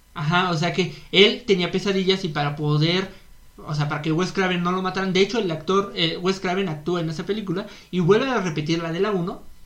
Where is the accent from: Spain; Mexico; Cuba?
Mexico; somos, somos mexicanos